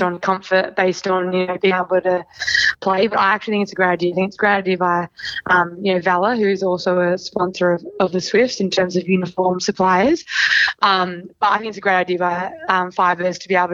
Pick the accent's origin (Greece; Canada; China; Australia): Australia; Sydney, New South Wales; I'm from Sydney, so I have a mortgage in Sydney